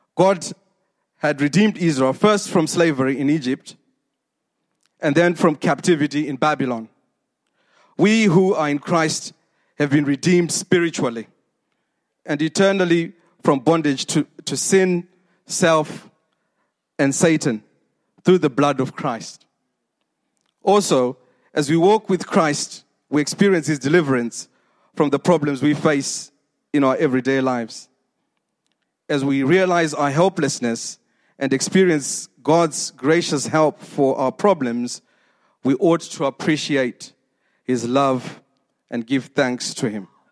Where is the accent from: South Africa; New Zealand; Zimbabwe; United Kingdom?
Zimbabwe; moved away; 46 years ago when I was born in Zimbabwe